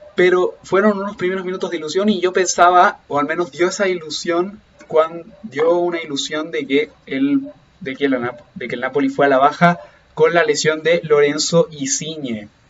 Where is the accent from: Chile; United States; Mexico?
Chile; yo soy chileno